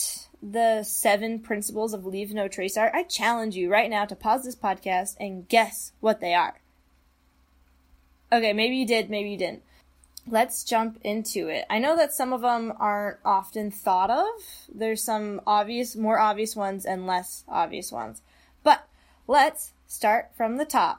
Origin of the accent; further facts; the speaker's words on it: Utah, United States; I grew up in Utah